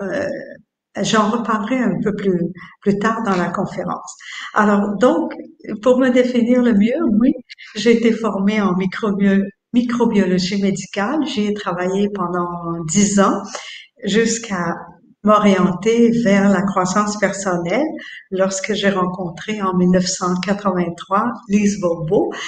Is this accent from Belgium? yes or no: no; Quebec, Canada; je suis née au Québec il y a maintenant 72 ans